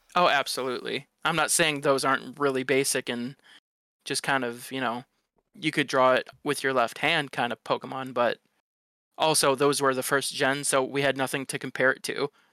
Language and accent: English; Detroit, Michigan, United States; I grew up in Detroit